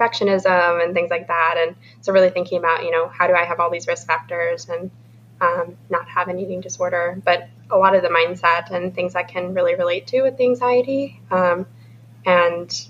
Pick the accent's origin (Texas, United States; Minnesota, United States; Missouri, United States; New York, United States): Minnesota, United States; moved away; we're from Minnesota. We're going to grad school in St. Louis.